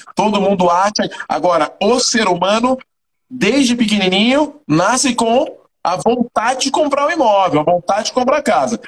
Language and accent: Portuguese; Salvador, Bahia, Brazil; moved away as an adult; also born or lived in São Paulo; now in Fortaleza, Brazil; Sou de Salvador, sou de Salvador, Bahia, cara. Ah, é Salvador, Nasci no né? bairro da Liberdade, no maior bairro negro